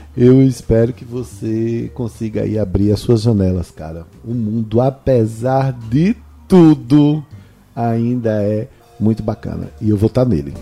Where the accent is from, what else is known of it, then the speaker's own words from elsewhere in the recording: Northeast Region, Brazil; eu que sou nordestino